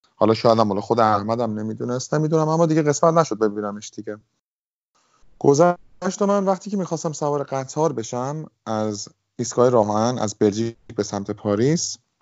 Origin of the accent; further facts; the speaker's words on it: Tehran, Tehran Province, Iran; moved away as an adult; also born or lived in Italy; now in London, United Kingdom; توی تهران بودم بزرگ شده تهرانم